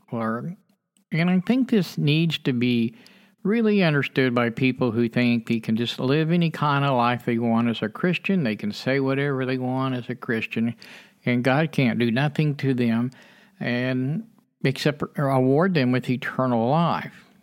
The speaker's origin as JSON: {"language": "English", "country": "United States", "tie": "born or raised there", "said": "as a child growing up in America"}